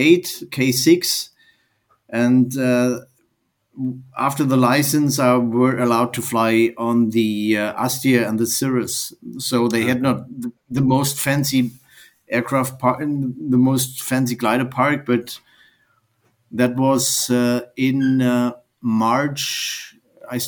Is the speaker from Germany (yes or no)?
yes; Germany; I'm from Germany.